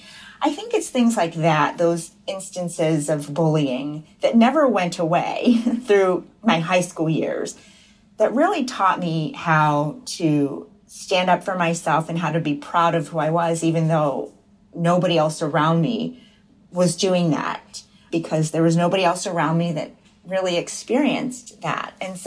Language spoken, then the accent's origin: English; Buchanan, West Virginia, United States; In Buchanan, yeah, population less than 6,000. It was really hard, actually